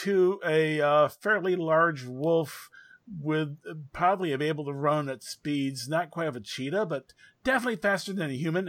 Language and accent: English; Michigan, United States; I'm from Michigan